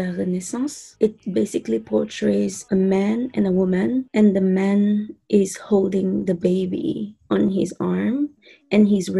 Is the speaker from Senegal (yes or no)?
yes; Thiès, Senegal; now in Newfoundland, Canada; I grew up in the same city, Thiès